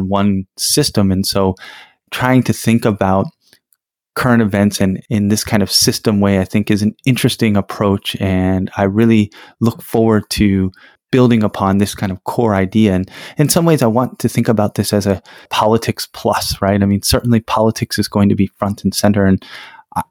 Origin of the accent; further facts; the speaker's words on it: United States; I'm from the United States